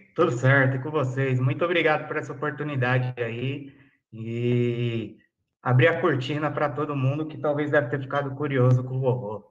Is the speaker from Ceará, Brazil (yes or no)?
no; São Paulo, Brazil; eu sou de São Paulo, capital, Zona Sul